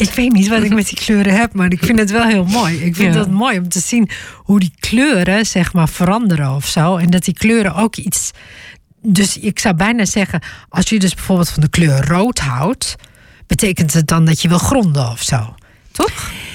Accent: Groningen, Netherlands; ik kom uit Groningen

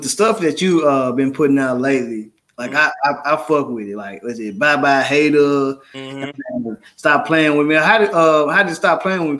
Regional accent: Memphis, Tennessee, United States; I'm from Memphis. Like I'm proud to say that, you know, I'm comforted. I'm born and raised out of Orange Mound.

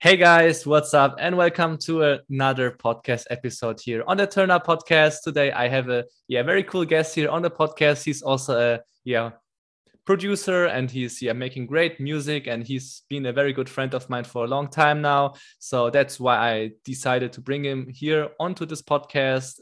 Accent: Germany; English is a second language; I came back to Germany to my home country here like four months ago

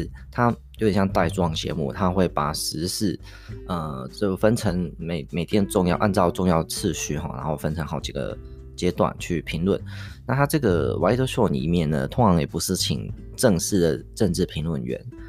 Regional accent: Taiwan; 我们台湾这边并没有那么常在谈安倍政府的东西

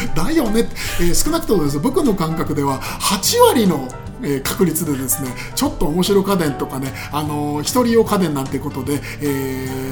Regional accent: Koto, Tokyo, Japan; 下町で生まれ育ちまして江東区なんですけど

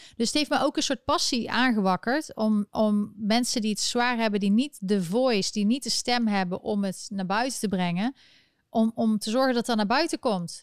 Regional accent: Netherlands; now in United States; ben ik geen Nederlander meer

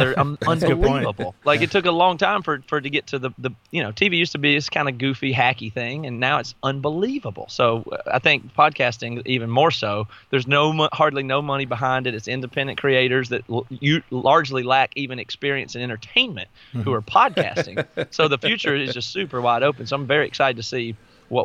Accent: the South, United States; I grew up in the South.

